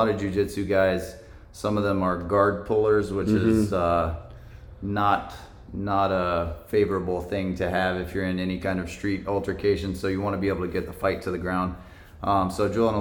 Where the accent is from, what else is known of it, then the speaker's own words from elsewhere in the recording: Jacksonville, Florida, United States; I'm from Jacksonville, so Amazon opening a facility here was a good opportunity for me.